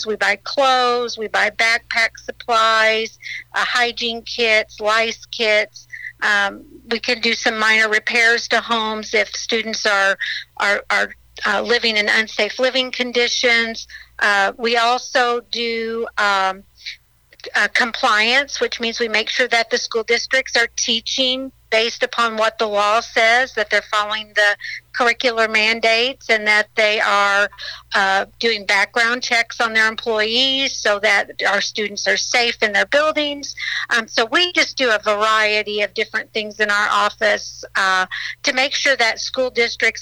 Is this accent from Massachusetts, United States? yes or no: no; Murphysboro, Illinois, United States; also born or lived in Ava, Illinois; I grew up in Southern Illinois. I grew up in Murfreesboro